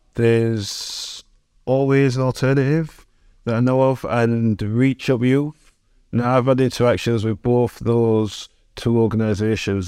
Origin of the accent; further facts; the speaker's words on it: Sheffield, Yorkshire and the Humber, United Kingdom; Sheffield City born and bred. I'm from Brightside, which is like the north end of the city